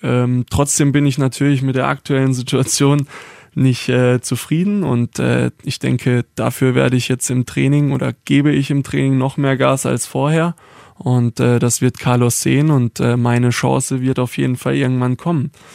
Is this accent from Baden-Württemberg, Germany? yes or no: yes; Baden-Württemberg, Germany; ich bin kein Schwabe, sondern Südbadener oder Badener